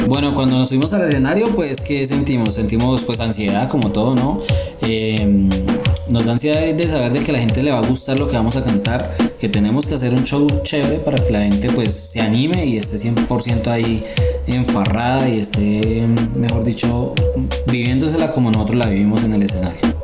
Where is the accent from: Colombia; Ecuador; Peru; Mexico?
Colombia; Chiquinquirá, Boyacá; accent: boyaco; yo soy boyaco, yo soy de Chiquinquirá, Boyacá